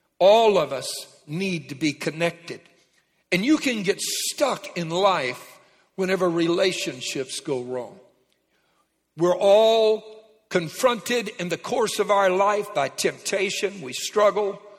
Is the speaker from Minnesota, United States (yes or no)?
no; Louisiana, United States; I was raised in Louisiana